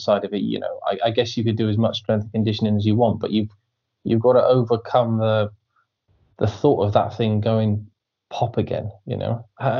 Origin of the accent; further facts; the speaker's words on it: Pembrokeshire, Wales, United Kingdom; I grew up down west in Pembrokeshire